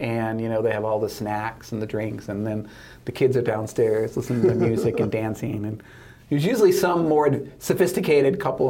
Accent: Michigan, United States; moved away; growing up in Michigan

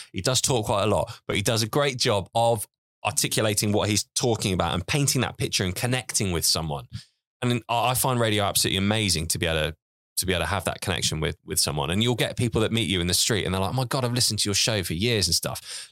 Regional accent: Isle of Wight, South East England, United Kingdom; moved away as an adult; also born or lived in Portsmouth; I grew up on a farm on the Isle of Wight, basically mucking out pigs to help my dad

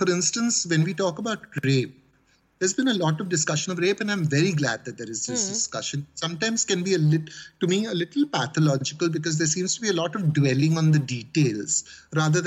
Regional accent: Mumbai, Maharashtra, India; Growing up in Bombay, for me, the policeman was like the ultimate sign of authority and terror mixed up.

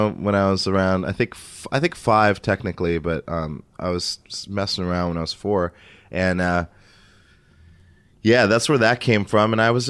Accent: Montana, United States; moved away; I grew up in Montana.

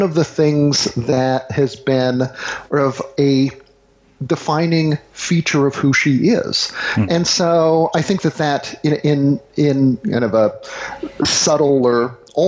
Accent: the South, United States; growing up in the South, I was generally the only half Asian kid

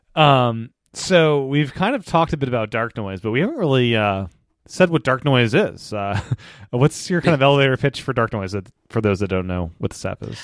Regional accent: the East, East Coast, United States; moved away as an adult; also born or lived in Los Angeles; I grew up in the East, When I moved to L A, I don't live there anymore, I live back at East again

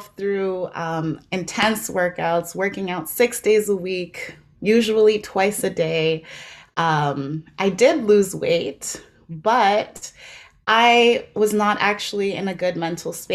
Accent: South Africa; now in Canada; it starts back in South Africa, which is where I'm from

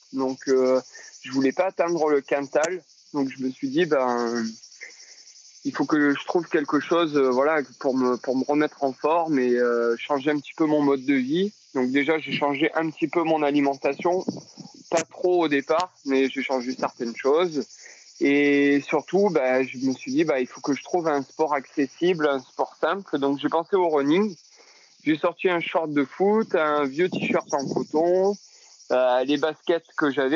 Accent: Châteauneuf-de-Gadagne, Provence-Alpes-Côte d'Azur, France; moved away as an adult; also born or lived in Cavaillon; now in Lyon, France; je suis originaire du sud de la France, un petit village entre Avignon et Lille sur la sorte qui s'appelle Châteauneuf-de-Gadagne, où j'ai grandi. J'ai passé toute mon enfance ici

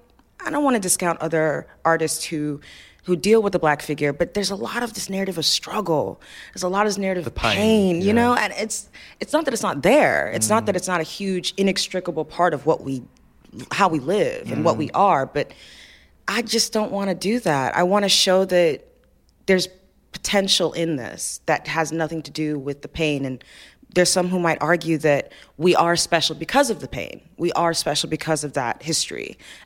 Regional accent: Nigeria; I knew they were going to be Nigerian, because I'm Nigerian, so that's, you know.

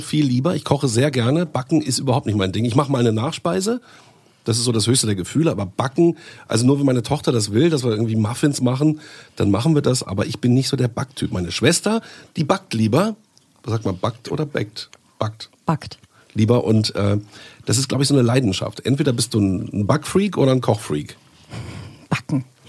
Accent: Bielefeld, North Rhine-Westphalia, Germany; Ich komme aus Bielefeld, da ist ja Dr. Oetker.

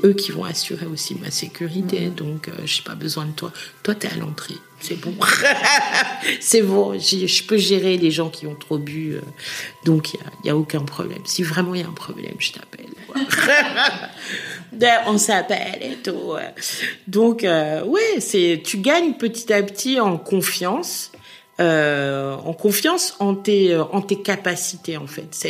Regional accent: Schaerbeek, Brussels-Capital Region, Belgium; now in Forest, Belgium; je suis né à Skarvik

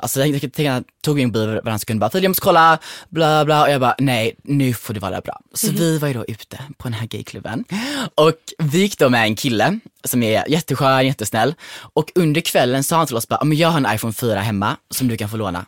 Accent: Kullavik, Halland County, Sweden; jag var med mina kompisar hemma i Kullavik

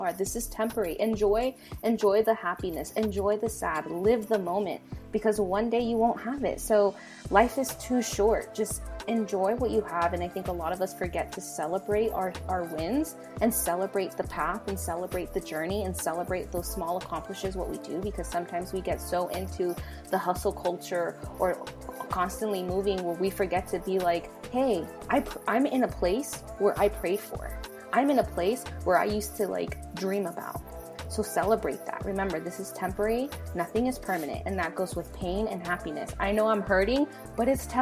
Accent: United States; first language Spanish; English is a second language; I was born here in the United States

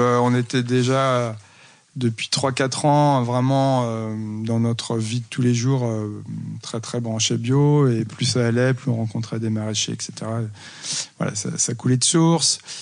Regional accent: Loire, France; moved away as an adult; also born or lived in Rennes / Montpellier / Nîmes; now in Saumur, France; ma région d'origine

